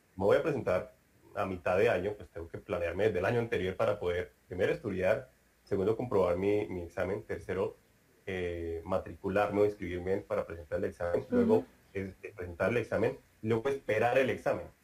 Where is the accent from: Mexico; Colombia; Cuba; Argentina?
Colombia; now in Brazil; un colombiano, que soy yo